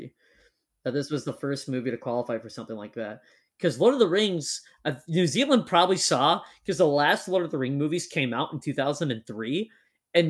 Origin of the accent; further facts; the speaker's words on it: Minnesota, United States; We are not Canadian, we are Minnesotan